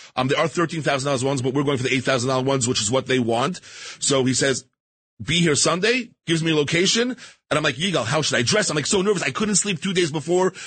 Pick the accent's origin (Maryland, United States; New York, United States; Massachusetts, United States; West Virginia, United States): New York, United States; New York City; also born or lived in Five Towns, Long Island, New York; I grew up in Queens, New York, started out when I was 15 years old working at a local deli on Main Street, Queens